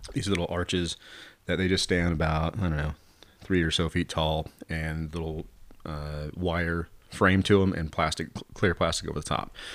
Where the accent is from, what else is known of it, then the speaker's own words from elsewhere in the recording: Southern Oregon, United States; Southern Oregon people are trying to really, truly be Southern Oregon people